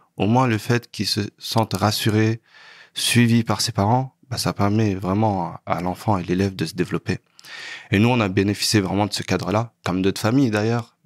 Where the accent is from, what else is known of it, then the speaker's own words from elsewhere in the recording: Sarcelles, Île-de-France, France; also born or lived in Saint-Denis; je suis né à Saint-Denis, mais j'ai grandi à Sarcelles